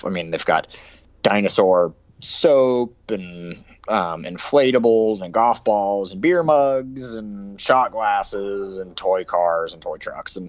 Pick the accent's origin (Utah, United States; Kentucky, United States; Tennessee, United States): Utah, United States